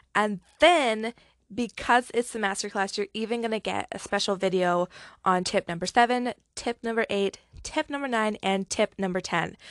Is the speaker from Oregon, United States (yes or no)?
yes; Oregon, United States; I'm from Oregon.